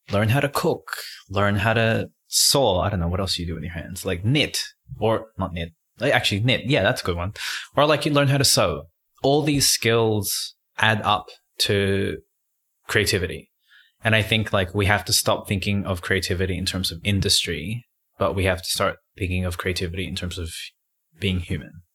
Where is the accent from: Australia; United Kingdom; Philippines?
Australia; Sydney, New South Wales; growing up in Western Sydney, um, where it's naturally diverse